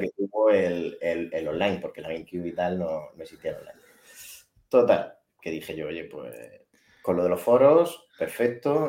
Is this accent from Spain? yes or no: yes; Spain; yo soy español